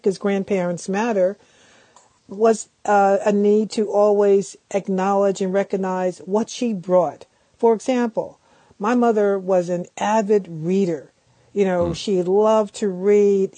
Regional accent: Philadelphia, Pennsylvania, United States; born or raised there

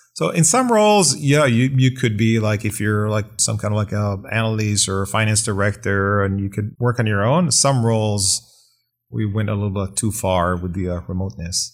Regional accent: Israel; moved away; I was born and raised in Israel

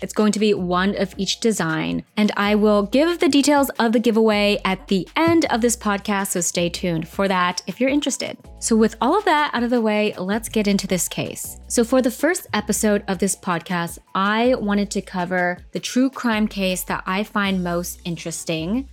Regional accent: United States; I'm Vietnamese American, and we grew up in the same culture

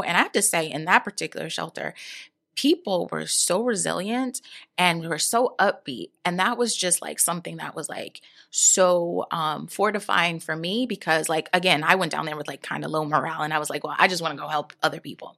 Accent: New York, United States; I'm from New York

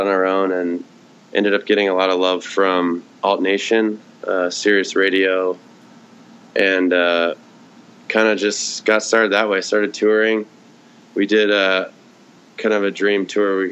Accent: Seattle, Washington, United States; moved away as an adult; also born or lived in New York; now in Los Angeles, United States; I grew up in Seattle

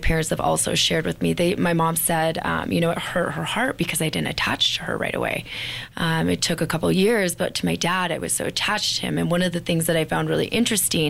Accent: Bemidji, Minnesota, United States; I actually grew up in Bemidji, which is 4 hours north of Minneapolis

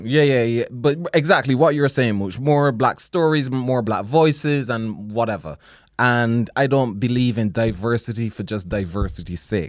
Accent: Barbados; moved away; growing up in Barbados

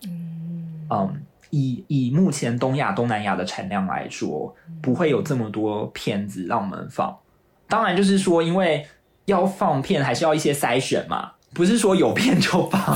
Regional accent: Taiwan; now in London, United Kingdom; 我自己作为台湾人，我做一个说华语的人

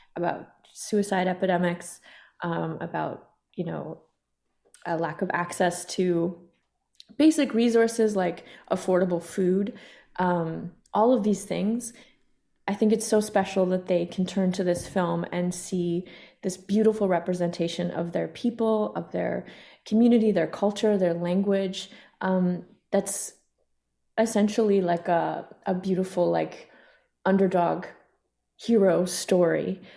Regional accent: Kainai First Nation, southern Alberta, Canada; I come from Ghana, or the Kainai First Nation, also known as the Blood Reserve in southern Alberta

